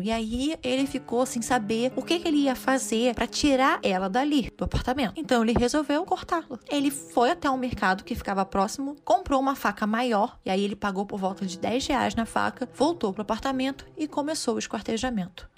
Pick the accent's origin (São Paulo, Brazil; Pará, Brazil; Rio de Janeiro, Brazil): Rio de Janeiro, Brazil; Costa Verde; eu nasci na Costa Verde